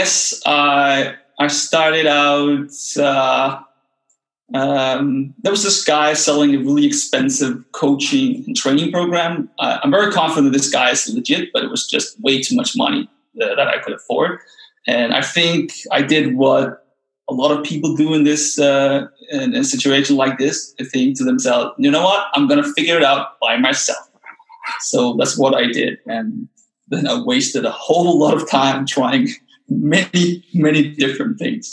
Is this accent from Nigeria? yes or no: no; Denmark; English is a second language; moved away as an adult; also born or lived in China; now in Copenhagen, Denmark; So I'm Danish, and actually really interesting because I just very recently moved back to my home country, moved back to Copenhagen, the capital of Denmark